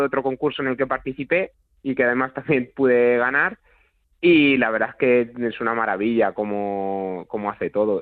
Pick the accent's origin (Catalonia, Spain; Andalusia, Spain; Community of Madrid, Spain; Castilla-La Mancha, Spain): Castilla-La Mancha, Spain; Toledo; aquí en mi pueblo, en Juncler, en Toledo